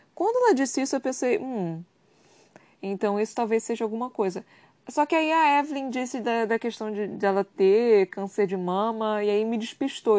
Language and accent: Portuguese; Brazil; eu sou brasileira